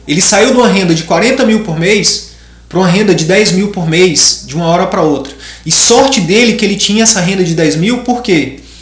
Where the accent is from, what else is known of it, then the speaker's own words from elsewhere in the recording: Piauí, Brazil; moved away as an adult; lá do Piauí, lá, do, lá da minha região, lá do Cristalvinho, lá de Picos